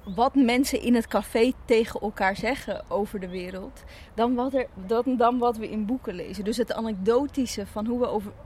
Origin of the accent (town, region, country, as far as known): Zaandam, North Holland, Netherlands; born or raised there; also born or lived in Chile